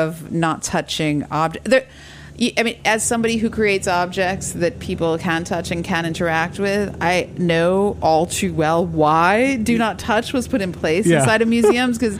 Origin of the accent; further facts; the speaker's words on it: New York City, New York, United States; I grew up in New York City, on the Upper East Side.